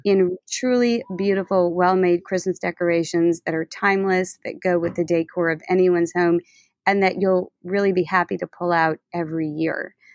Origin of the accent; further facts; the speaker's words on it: New Orleans, Louisiana, United States; moved away as an adult; now in Baton Rouge, United States; growing up in New Orleans